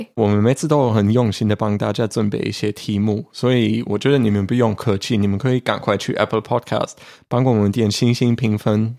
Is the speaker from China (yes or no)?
no; Germany; 我们德国人就会说Naya